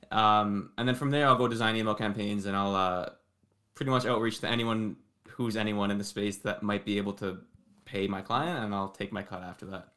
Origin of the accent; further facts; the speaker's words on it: Toronto, Ontario, Canada; I'm from, uh, Toronto, Ontario, but born and raised here